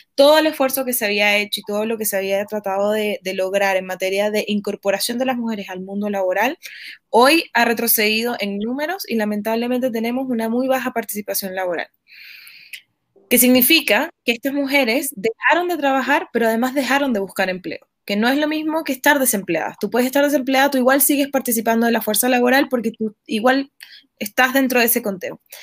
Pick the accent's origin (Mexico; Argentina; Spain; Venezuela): Venezuela; now in Chile; yo soy venezolana y soy chilena también, pero en, este país en el que vivo